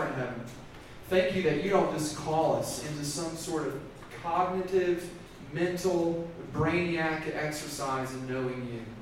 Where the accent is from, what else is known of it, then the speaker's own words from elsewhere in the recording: the South, United States; I'm from the South